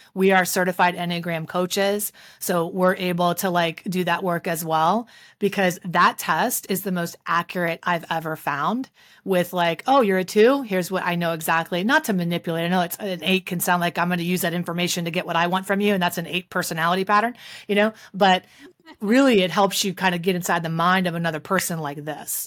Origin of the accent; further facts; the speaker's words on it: West Virginia, United States; That's where I'm from. I'm from West Virginia.